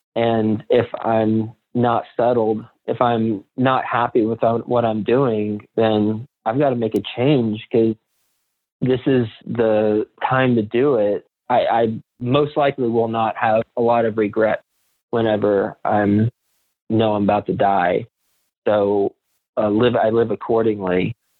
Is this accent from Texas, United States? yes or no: yes; Fort Worth, Texas, United States; moved away as an adult; also born or lived in New York City; I'm from from Fort Worth, Texas, but I moved from Texas to New York City after I graduated college